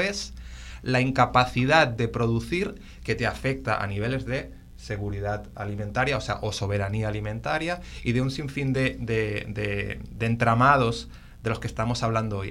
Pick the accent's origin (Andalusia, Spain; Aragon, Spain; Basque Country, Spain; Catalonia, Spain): Catalonia, Spain; Barcelona; now in Puerto Rico; yo, soy de Barcelona